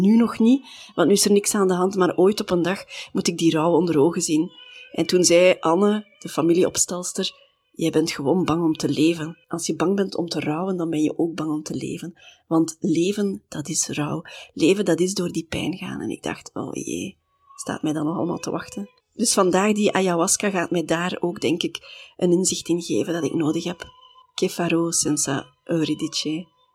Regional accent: Belgium; wij komen uit België.

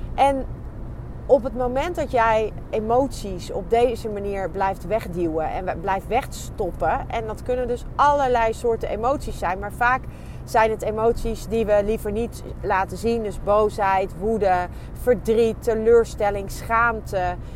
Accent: Netherlands; ons als, als Nederlanders

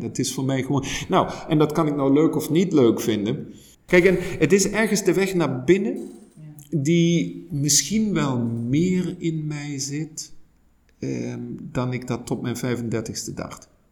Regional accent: Germany; Dutch is a second language; moved away as an adult; also born or lived in Netherlands; now in Leuven, Belgium; Ik ben oorspronkelijk Duits

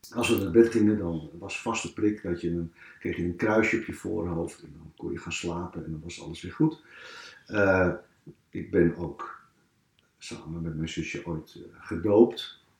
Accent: Amsterdam, North Holland, Netherlands; in de kinkerbuurt waar ik ben opgegroeid

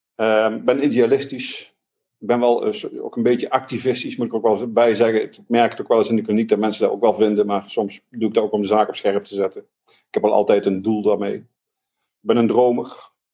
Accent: Eindhoven, North Brabant, Netherlands; Ik ben opgegroeid in Eindhoven

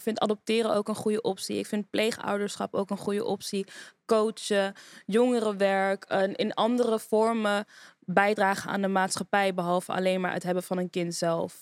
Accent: Amsterdam, North Holland, Netherlands; moved away as an adult; now in Rotterdam, Netherlands; Ik ben een Amsterdammer, geboren en getogen

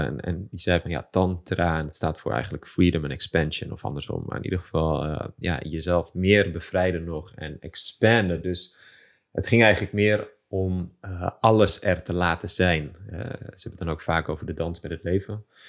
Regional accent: Amsterdam, North Holland, Netherlands; geboren en getogen in Amsterdam

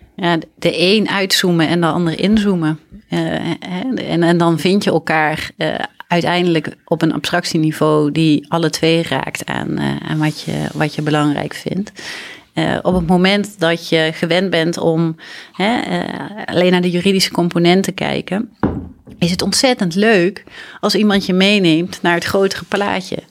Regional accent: Grathem, Central Limburg, Netherlands; moved away as an adult; also born or lived in Leiden; ik ben opgegroeid in Midden-Limburg, in Gratum

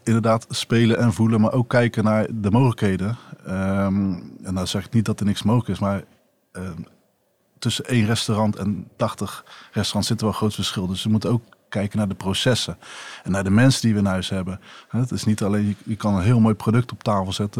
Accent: Rotterdam, South Holland, Netherlands; als Rotterdammer

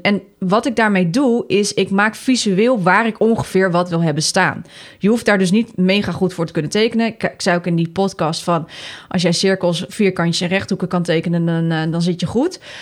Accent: Netherlands; wij als Nederlanders

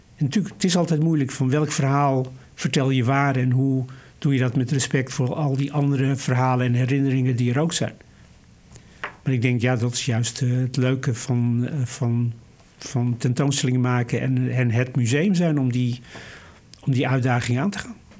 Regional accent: Vught, North Brabant, Netherlands; moved away; ik ben in Vught geboren, ik heb daar een deel van mijn jeugd eh, doorgebracht

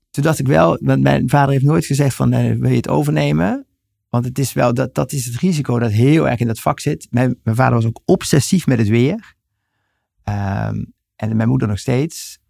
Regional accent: Helden, Limburg, Netherlands; ik ben geboren en getogen in Helden, Noord-Limburg

